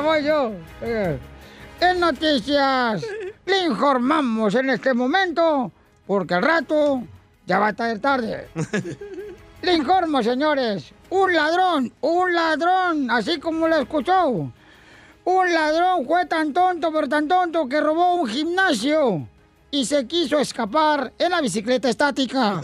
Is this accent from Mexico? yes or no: yes; Monterrey, Nuevo León, Mexico; soy de Monterrey, Nuevo León